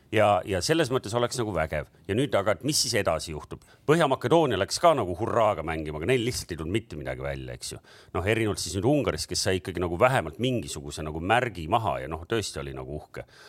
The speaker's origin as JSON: {"language": "Estonian", "country": "Estonia", "said": "me oleme Eestist"}